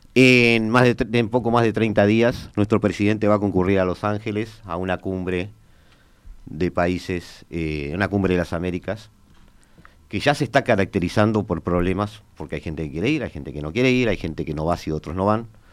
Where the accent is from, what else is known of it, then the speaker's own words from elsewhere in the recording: Uruguay; como uruguayo